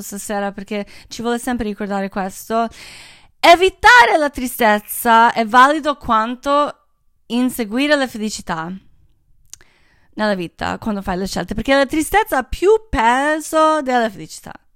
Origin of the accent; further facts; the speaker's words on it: Croatia; moved away; io sono croata, io amo Croazia